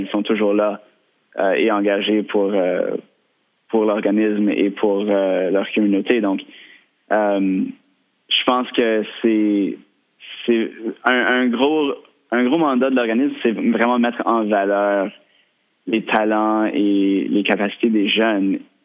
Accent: Victoria, British Columbia, Canada; j'ai grandi à Victoria.

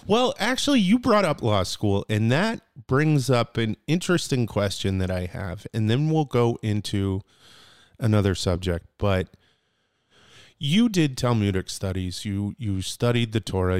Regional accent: New Britain, Connecticut, United States; I'm from hard hitting New Britain.

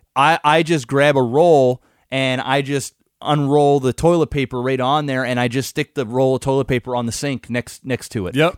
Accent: Canada; I'm Canadian and I've always lived here

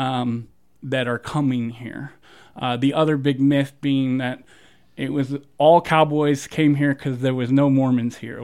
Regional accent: Southeast, United States; now in Moab, United States; when I lived in the South

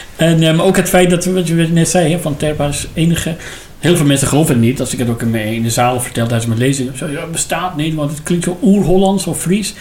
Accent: Iran; Dutch is a second language; moved away as an adult; now in Netherlands; ik uit Iran kom

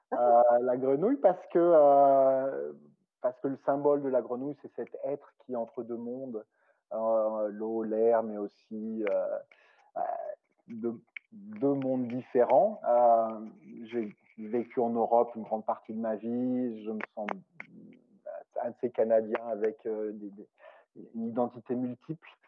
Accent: France; comme je suis français de naissance, la grenouille, c'est ça, appelle souvent les Français les frogs

